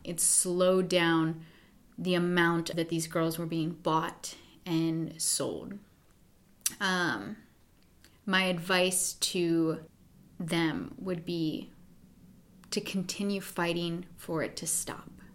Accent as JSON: {"language": "English", "region": "Pennsylvania", "country": "United States", "tie": "born or raised there", "also_born_or_lived": "New York City", "moved": "yes", "lives_now": "California, United States", "said": "I grew up in Pennsylvania."}